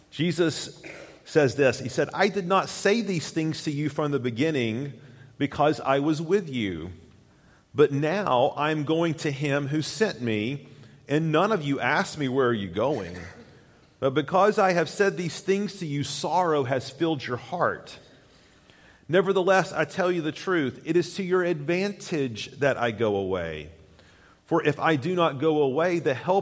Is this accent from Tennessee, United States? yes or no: yes; Chattanooga, Tennessee, United States; When I was a young lad in the 70s, growing up in Chattanooga, Tennessee